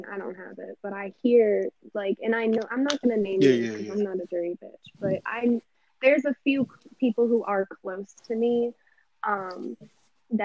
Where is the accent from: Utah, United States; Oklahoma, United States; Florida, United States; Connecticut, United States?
Florida, United States; Pompano Beach; I'm from Pompano